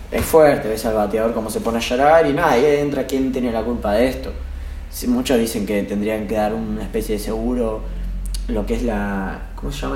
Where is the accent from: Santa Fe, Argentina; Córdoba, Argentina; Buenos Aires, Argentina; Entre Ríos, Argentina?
Buenos Aires, Argentina; Nosotros somos de Almagro